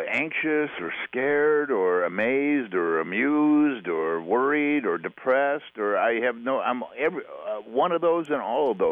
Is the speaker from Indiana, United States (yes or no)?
no; Wisconsin, United States; Wisconsin, outside of Milwaukee, a bunch of places. I went to like 14 different schools before I graduated from high school.